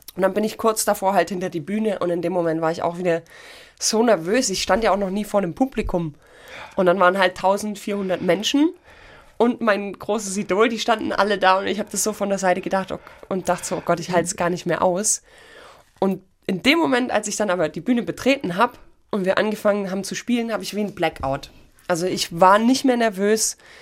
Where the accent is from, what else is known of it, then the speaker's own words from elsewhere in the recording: Dornstadt, Baden-Württemberg, Germany; Ich bin gebürtig aus Dornstadt. Ja. Das ist eine Viertelstunde von Ulm und da war ich in der Musikschule